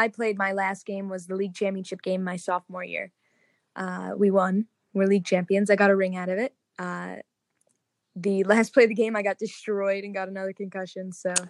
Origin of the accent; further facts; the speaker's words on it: New Jersey, United States; I'm a musician from New Jersey.